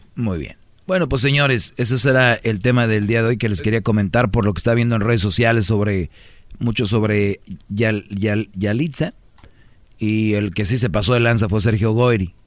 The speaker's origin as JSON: {"language": "Spanish", "region": "Nuevo León", "country": "Mexico", "moved": "yes", "lives_now": "Los Angeles, United States", "said": "Nuevo León, de donde yo soy"}